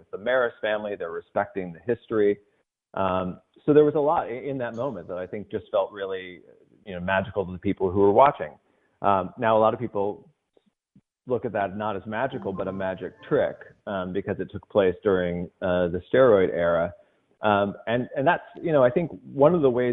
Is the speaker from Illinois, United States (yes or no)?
yes; Edwardsville, Illinois, United States; moved away as an adult; now in Los Angeles, United States; I grew up in Edwardsville, Illinois, just outside St. Louis, grew up Cardinal fan.